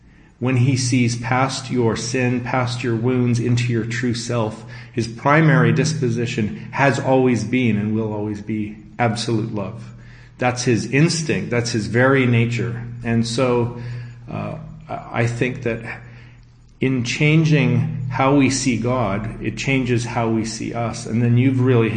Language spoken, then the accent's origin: English; Abbotsford, British Columbia, Canada; I'm from Abbotsford, British Columbia, Canada, and I'm based there